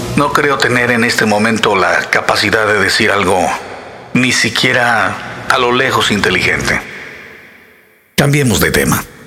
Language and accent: Spanish; Mexico